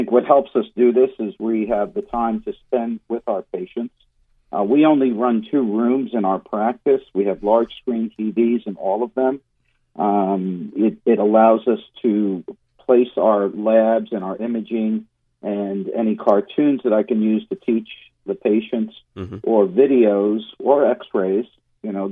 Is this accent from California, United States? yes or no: no; Long Island, New York, United States; moved away as an adult; also born or lived in Miami, Florida; now in Central Florida, United States; I'm actually from Long Island, New York